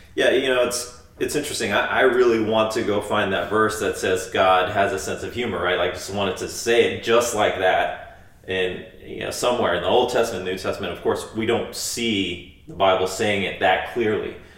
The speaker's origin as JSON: {"language": "English", "country": "United States", "tie": "born or raised there", "said": "growing up as, as as an American in the you know 20th 21st century"}